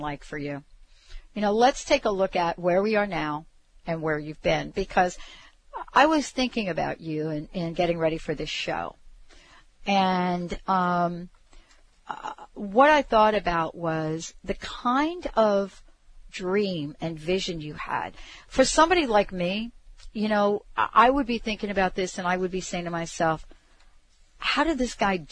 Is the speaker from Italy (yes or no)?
yes; Italy; moved away; my hometown in Italy